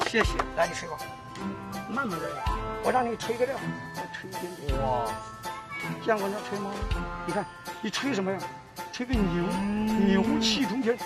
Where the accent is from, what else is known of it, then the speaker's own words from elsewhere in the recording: Taiwan; now in Guangzhou, China; 我是来自广州的台青